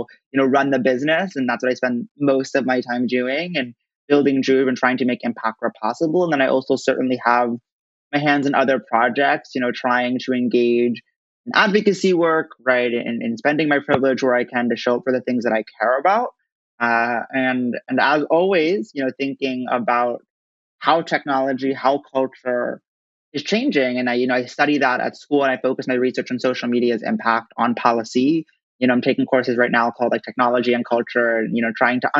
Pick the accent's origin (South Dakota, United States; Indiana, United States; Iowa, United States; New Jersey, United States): New Jersey, United States; Princeton; grew up in Princeton, New Jersey, which I consider to be the greatest town on earth, where I am right now